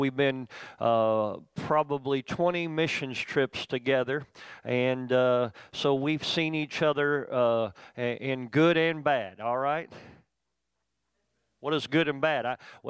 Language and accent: English; Youngstown, Ohio, United States; born there; I was actually born in the town where Randy's from. I was born in Youngstown.